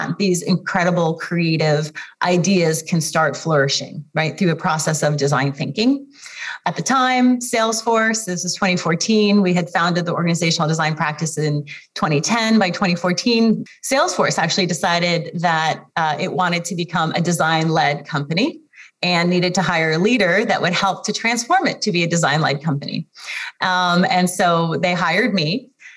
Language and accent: English; Kharkiv, Kharkiv Oblast, Ukraine; I was born in Kharkiv, Ukraine